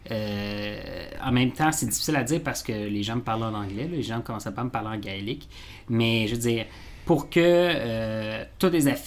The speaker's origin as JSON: {"language": "French", "region": "Quebec", "country": "Canada", "said": "la culture québécoise de manière qu'on ne voit pas nécessairement, mais on est autant écossais qu'on est français"}